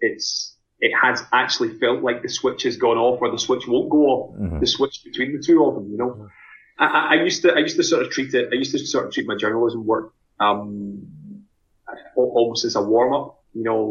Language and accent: English; Glasgow, Scotland, United Kingdom; moved away as an adult; now in Edinburgh, United Kingdom; I'm originally from Glasgow